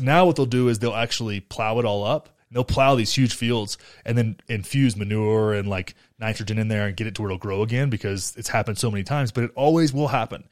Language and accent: English; Graham, United States; my hometown in Graham is like it's like America under like shrunk down to nine thousand people